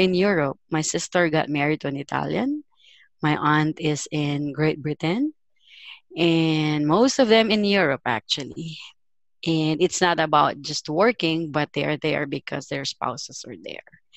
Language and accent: English; Philippines; moved away as an adult; now in Kuwait; I'm Filipino